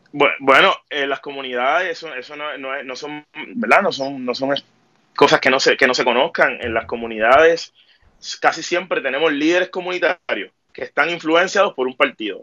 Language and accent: Spanish; San Juan, Puerto Rico; soy de Caimito, tengo 30 años